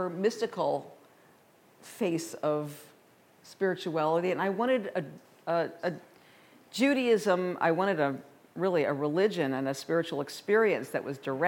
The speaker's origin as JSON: {"language": "English", "town": "St. Louis", "region": "Missouri", "country": "United States", "tie": "born or raised there", "moved": "yes", "lives_now": "Colorado, United States", "said": "I was raised in the Midwest in St. Louis"}